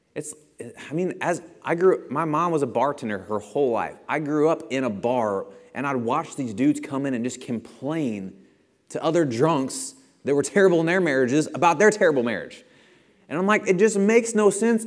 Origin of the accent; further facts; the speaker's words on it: Bethalto, Illinois, United States; I'm from Bethalto